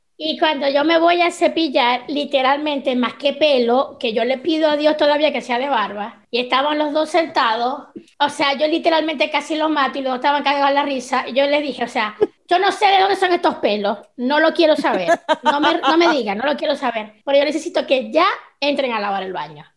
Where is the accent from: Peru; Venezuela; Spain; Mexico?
Venezuela; moved away as an adult; now in Chile; nosotros venimos de la Venezuela de la escasez, fue cuando nosotros emigramos